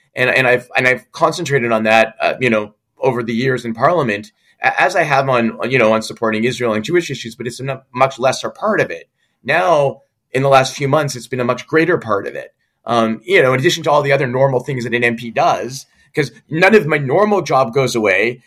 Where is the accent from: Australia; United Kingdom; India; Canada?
Canada; Quebec; we're both English speaking Quebecers